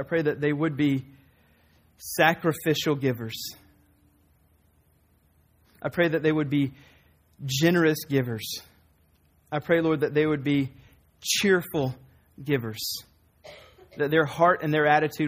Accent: the South, United States; I'm from the South

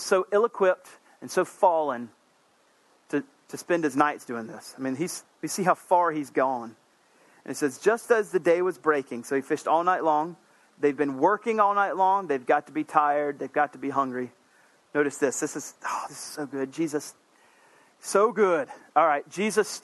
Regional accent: South Carolina, United States; I'm from South Carolina

